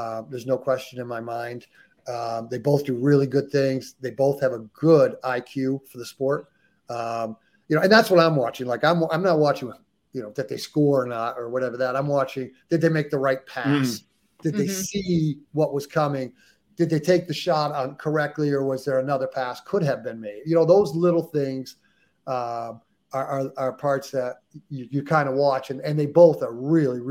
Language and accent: English; United States; us, the ugly Americans who can only speak one language